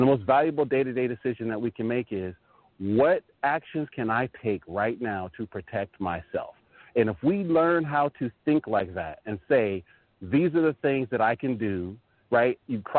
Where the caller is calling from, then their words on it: Northern Virginia, United States; calling from Northern Virginia.